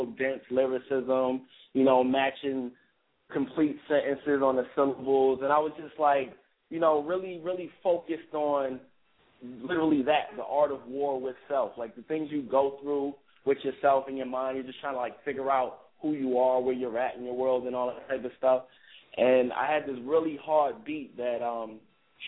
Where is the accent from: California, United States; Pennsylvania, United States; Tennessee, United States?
Pennsylvania, United States; Philadelphia; moved away as an adult; now in Brooklyn, United States; I was born and raised mostly in Philadelphia. I just moved to Brooklyn like a year and a half ago